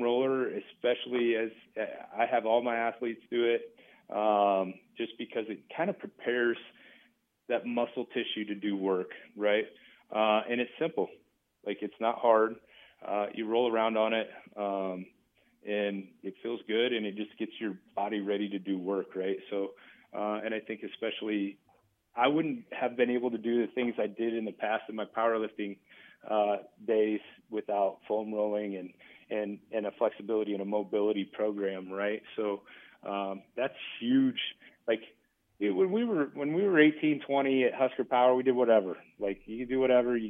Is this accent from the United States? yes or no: yes; Battle Creek, Nebraska, United States; I'm from Battle Creek.